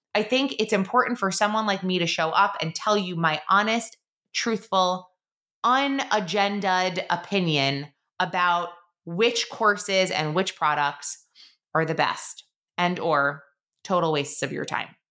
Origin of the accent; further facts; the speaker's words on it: Long Island, New York, United States; also born or lived in Queens, New York / Syracuse, New York; I am a born and raised New Yorker. I was born in Queens, uh, lived there for a few years, then moved out to Long Island, was raised in middle school and in high school in Long Island.